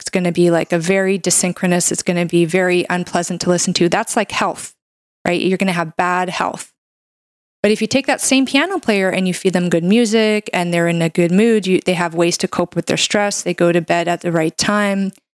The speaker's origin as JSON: {"language": "English", "country": "Canada", "said": "I'm a Canadian medical doctor"}